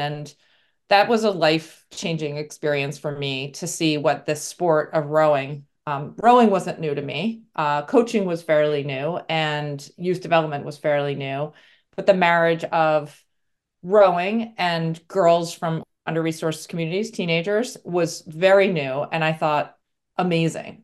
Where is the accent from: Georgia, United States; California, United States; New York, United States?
New York, United States; New York City; I'm originally from New York, so came back to New York City